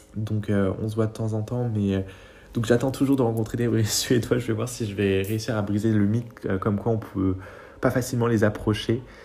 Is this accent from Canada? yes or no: no; France; J'ai grandi en France